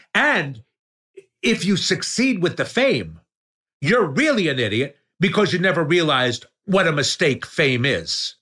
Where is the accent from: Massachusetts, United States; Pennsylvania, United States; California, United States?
Pennsylvania, United States; Yardley; born or raised there; accent: New York; moved away; also born or lived in Trenton, New Jersey / Chicago